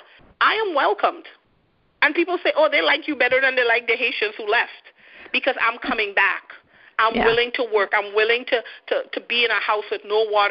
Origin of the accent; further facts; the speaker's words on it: Trinidad & Tobago; now in Canada; a person like me from another third world country, which Trinidad is, I live in Canada